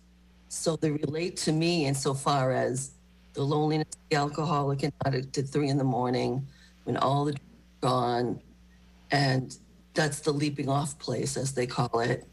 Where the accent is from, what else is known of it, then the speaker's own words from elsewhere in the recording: Marshfield, Massachusetts, United States; I grew up in Marshfield and graduated